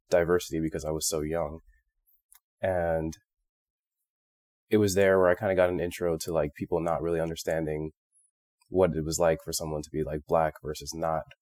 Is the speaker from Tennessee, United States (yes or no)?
no; Phoenix, Arizona, United States; moved away as an adult; I was born in Phoenix, Arizona, and grew up there for the entirety of my life until I started medical school.